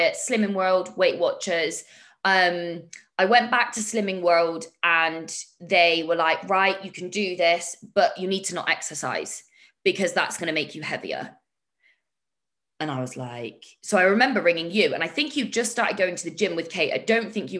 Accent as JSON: {"language": "English", "country": "United Kingdom", "said": "I'm too British for my own good"}